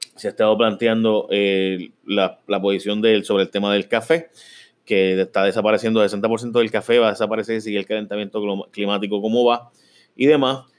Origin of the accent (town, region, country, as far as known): Puerto Rico